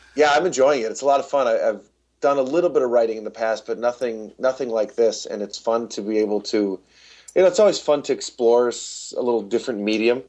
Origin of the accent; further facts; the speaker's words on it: Albany, New York, United States; I grew up just outside of Albany, New York